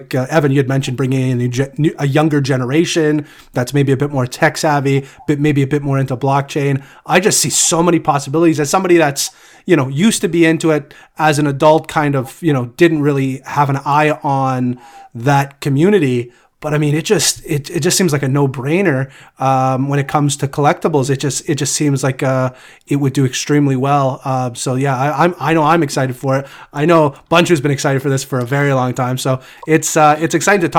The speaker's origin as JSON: {"language": "English", "country": "Canada", "tie": "born or raised there", "said": "growing up in Canada"}